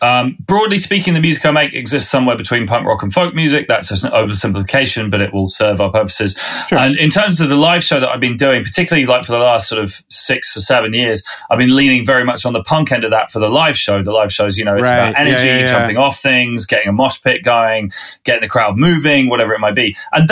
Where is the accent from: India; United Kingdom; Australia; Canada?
United Kingdom; Winchester, South East England; I'm a southerner from this country. I grew up in Winchester, which is south of London even.